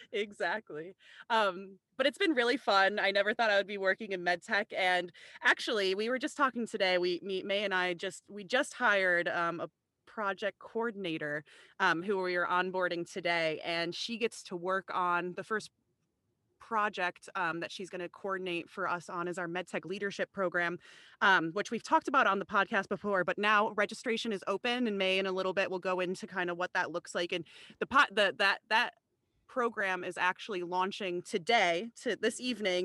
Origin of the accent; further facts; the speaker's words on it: Chicago, Illinois, United States; moved away as an adult; also born or lived in Rhode Island; I'm not from the New England or Rhode Island area at all, I'm from the Chicagoland area, and I actually came out to Rhode Island to go to college